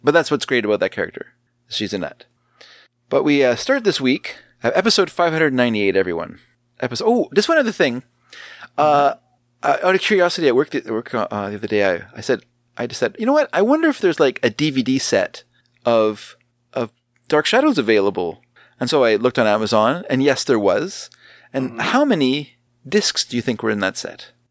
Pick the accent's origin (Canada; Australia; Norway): Canada; we are Canadian.